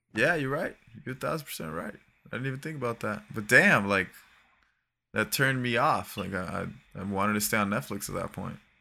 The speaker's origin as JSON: {"language": "English", "region": "Florida", "country": "United States", "tie": "born or raised there", "said": "'Cause I grew up from there. Like, I'm from Florida"}